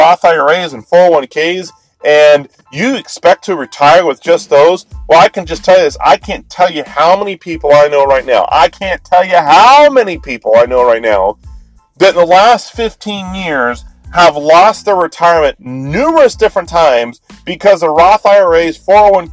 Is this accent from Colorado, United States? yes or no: yes; Colorado, United States; moved away; I'm originally from Colorado